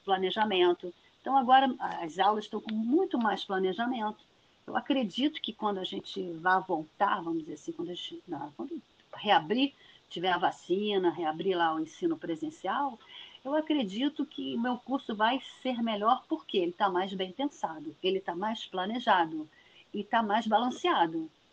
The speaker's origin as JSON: {"language": "Portuguese", "town": "Niterói", "region": "Rio de Janeiro", "country": "Brazil", "tie": "born or raised there", "said": "eu sou de Niterói, nascida e criada"}